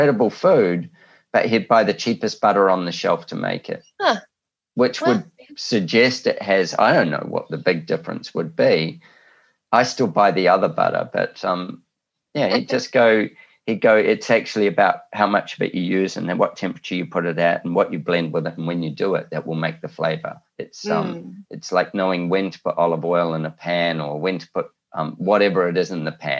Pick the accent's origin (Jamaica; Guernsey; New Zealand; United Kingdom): New Zealand; now in Australia; I'm a Kiwi